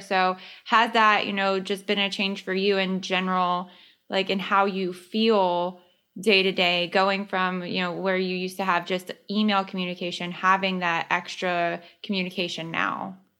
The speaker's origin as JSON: {"language": "English", "region": "the South", "country": "United States", "tie": "born or raised there", "said": "I was raised in the South"}